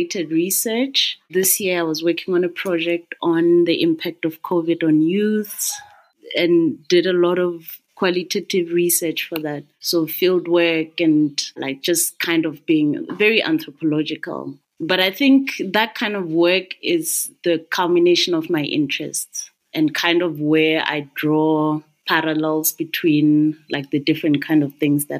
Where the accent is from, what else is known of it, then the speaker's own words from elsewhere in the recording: Maseru, Maseru District, Lesotho; I'm from Maseru